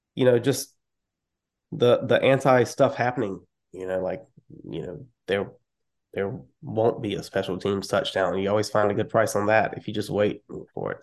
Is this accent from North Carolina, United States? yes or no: yes; North Carolina, United States; I am from North Carolina